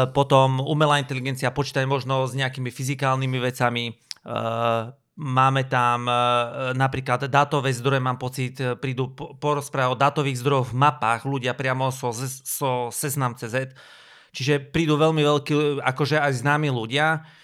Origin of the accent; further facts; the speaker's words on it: Banská Bystrica, Banská Bystrica Region, Slovakia; ja som z Bystrice, my točíme každé euro